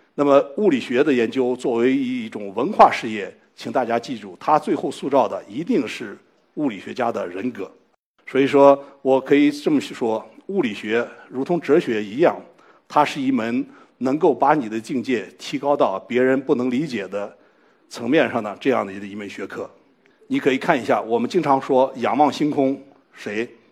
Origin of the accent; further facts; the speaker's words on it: China; 我们中国人用中文